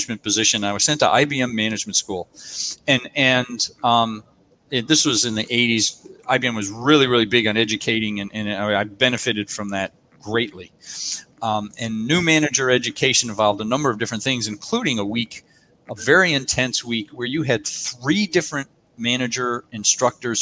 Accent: United States; now in Australia; I'm an American. I was born in America, and both an American and Australian citizen

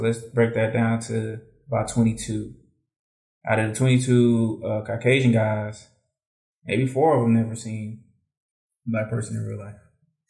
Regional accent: Atlanta, Georgia, United States; since I'm from Atlanta already

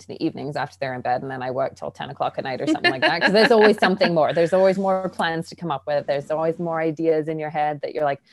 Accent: England, United Kingdom; moved away; I grew up in England

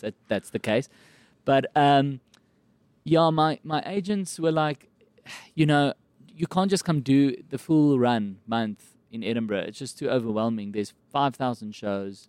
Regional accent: Kempton Park, Gauteng, South Africa; accent: South African; I grew up in Kempton Park

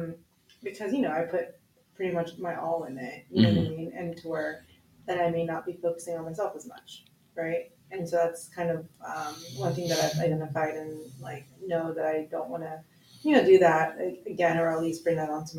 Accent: Philippines; And for me, like, being a Filipino woman, we're very, like, much high level nurturers, you know

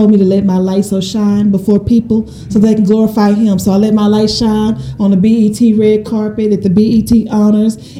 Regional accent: Shreveport, Louisiana, United States; I was born and raised in Shreveport, Louisiana. I'm a little country girl.

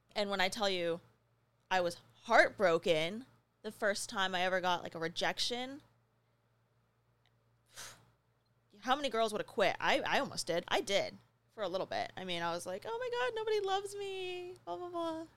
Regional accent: New Mexico, United States; moved away; I grew up in New Mexico.

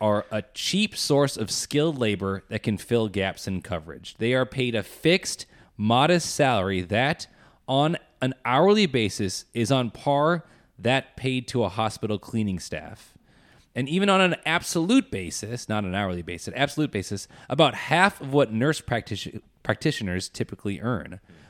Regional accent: Minnesota, United States; also born or lived in Chicago; born and raised in Minnesota, and are excited to, like, go on an adventure, kind of.

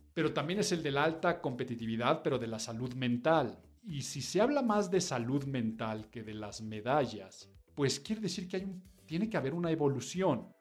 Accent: Mexico; nuestra calidad de vida como mexicanos deja mucho, mucho, mucho que desear

